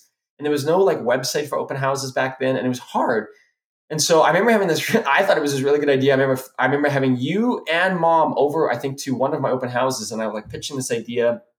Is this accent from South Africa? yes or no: yes; South Africa; moved away; because that's where we're from, we're immigrated from South Africa.